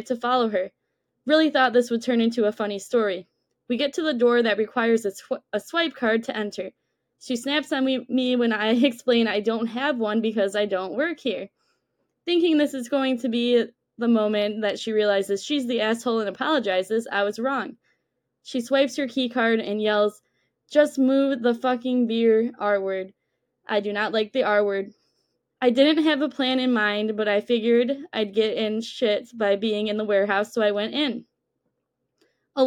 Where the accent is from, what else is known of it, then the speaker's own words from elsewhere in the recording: Detroit, Michigan, United States; I'm 27, born and raised in Metro Detroit